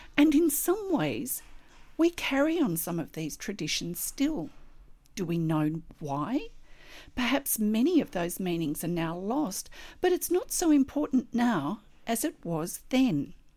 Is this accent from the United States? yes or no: no; Australia; I'm an Australian textile artist